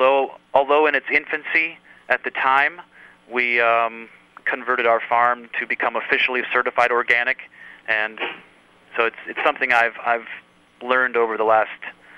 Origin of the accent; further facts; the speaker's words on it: Iowa, United States; I am a farmer from Iowa, and we are producing organic pork at my 6th generation farm near Dyersville, Iowa.